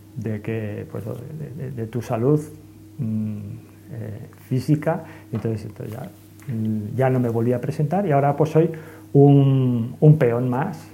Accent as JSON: {"language": "Spanish", "town": "Santander", "region": "Cantabria", "country": "Spain", "tie": "born or raised there", "also_born_or_lived": "Madrid", "said": "yo soy más cántabro santanderino que madrileño. Por supuesto, ¿no? Pues la familia de mi madre es de de Cantabria y entonces pues me he criado al"}